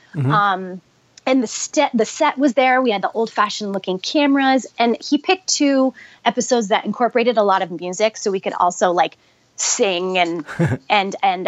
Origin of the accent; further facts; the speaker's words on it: Porterville, California, United States; now in Los Angeles, United States; I grew up in a very small town called Porterville